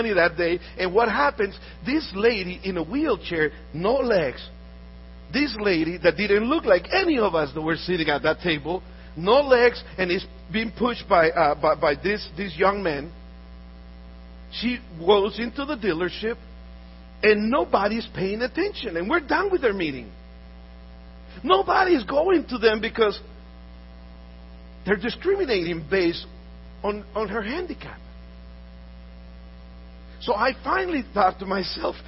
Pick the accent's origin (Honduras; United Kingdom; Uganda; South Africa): Honduras; moved away; I'm from Honduras. I was born in Honduras.